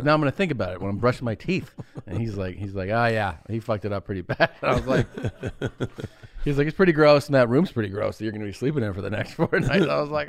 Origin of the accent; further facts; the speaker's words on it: Ohio, United States; Wow, big endorsement, man, from my home state.